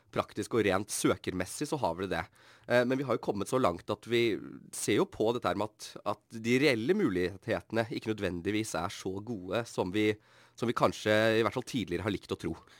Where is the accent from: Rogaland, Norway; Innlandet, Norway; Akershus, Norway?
Akershus, Norway; Bærum; moved away as an adult; now in Bergen, Norway; Jeg kommer jo fra Bærum.